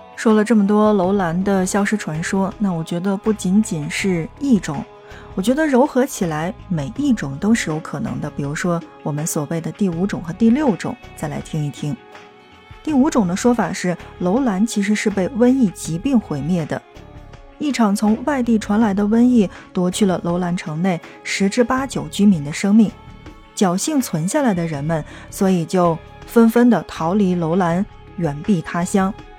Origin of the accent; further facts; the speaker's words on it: China; 对我们中国人而言